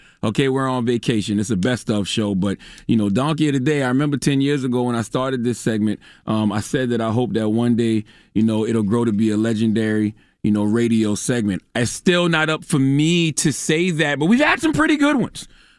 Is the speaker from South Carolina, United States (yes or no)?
yes; Moncks Corner, South Carolina, United States; when I was a young lad growing up in Monk's Corner, South Carolina, dropping the clues bombs from Monk's Corner, South Carolina, I used to smoke a lot of weed.